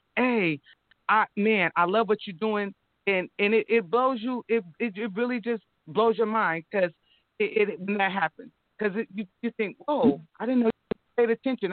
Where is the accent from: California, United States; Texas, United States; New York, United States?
California, United States; Sacramento; I'm from south side. I'm from Meadowview. I went to city